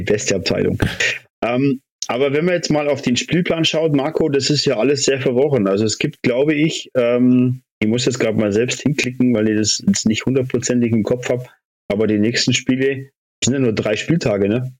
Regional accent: Immenstadt, Bavaria, Germany; in Immenstadt geboren wie ich.

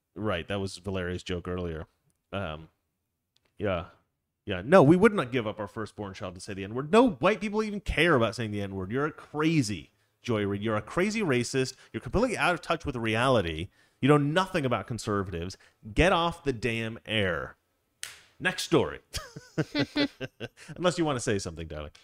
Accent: Oregon, United States; I grew up in Oregon

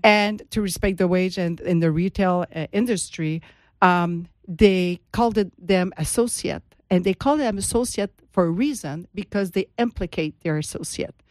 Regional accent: Montreal, Quebec, Canada; moved away as an adult; now in Florida, United States; I am from Montreal, and, and now I'm in Florida

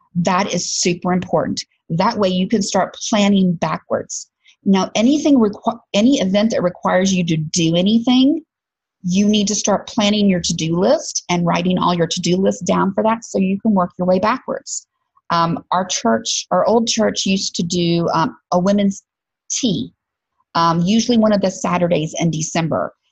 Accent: Alabama, United States; I'm from Alabama.

